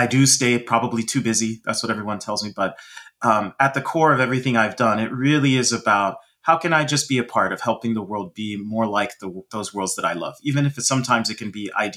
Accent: Dallas, Texas, United States; I grew up in Dallas, Texas

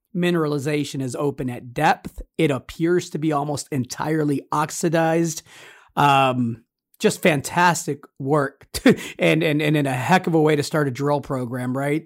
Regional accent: United States; As an American

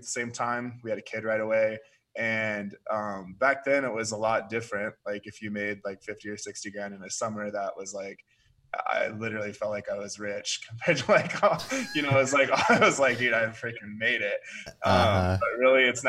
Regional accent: Oregon, United States; moved away as an adult; also born or lived in Seattle, Washington / Alaska; I was born in Seattle, moved down to Oregon. That's where I spent most of my life

